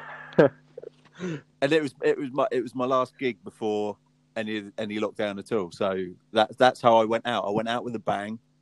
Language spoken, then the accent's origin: English; Southampton, South East England, United Kingdom; We're from Southampton